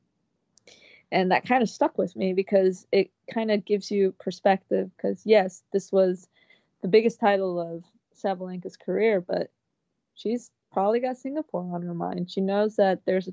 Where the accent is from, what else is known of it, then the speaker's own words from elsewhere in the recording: Ecuador; moved away; I was born there, and it's my city, my hometown, like my birthplace